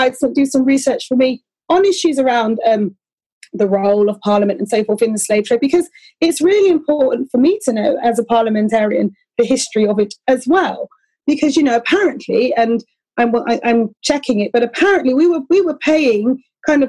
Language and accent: English; Bristol, South West England, United Kingdom; I grew up in Bristol, okay? So I'm familiar with Colston Hall